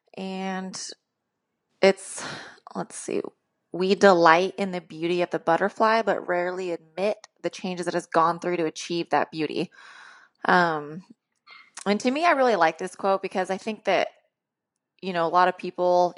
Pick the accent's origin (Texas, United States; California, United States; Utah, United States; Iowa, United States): California, United States; Sacramento; I am from Sacramento, California